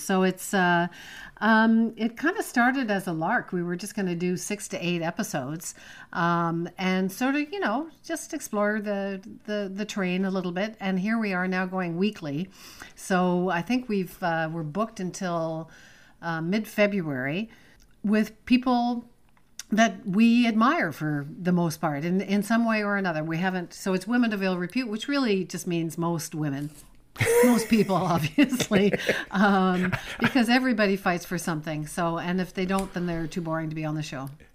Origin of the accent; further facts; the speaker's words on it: Toronto, Ontario, Canada; moved away as an adult; also born or lived in Montreal; now in Prince Edward County, Canada; I was born in Montreal, worked in Montreal for a few years, but I was raised and grew up in Toronto